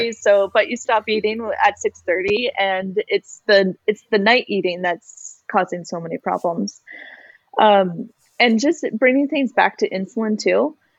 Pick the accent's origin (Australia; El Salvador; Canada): Canada; as a Canadian, our healthcare system covers going to the doctor